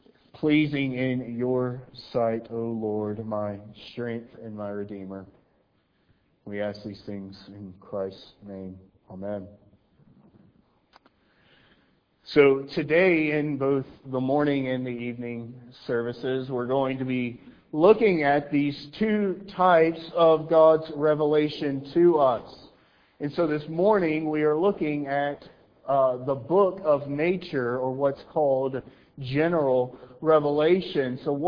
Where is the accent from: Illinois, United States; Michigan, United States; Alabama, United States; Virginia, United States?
Alabama, United States; I'm from Alabama. You may not be able to tell because I've masked my accent, but I can be Southern.